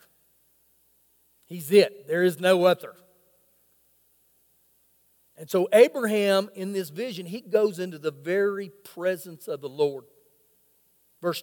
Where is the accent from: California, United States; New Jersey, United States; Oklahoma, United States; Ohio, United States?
Oklahoma, United States; now in Lubbock, United States; I grew up in Oklahoma